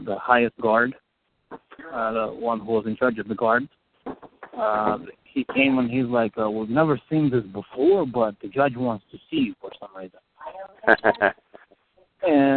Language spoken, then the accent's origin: English; Moldova; moved away; I'm Moldovan.